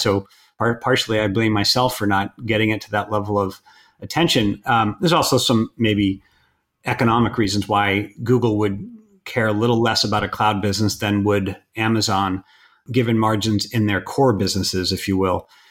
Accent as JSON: {"language": "English", "area": "outside Boston", "region": "Massachusetts", "country": "United States", "tie": "born or raised there", "also_born_or_lived": "California", "moved": "yes", "said": "grew up outside Boston"}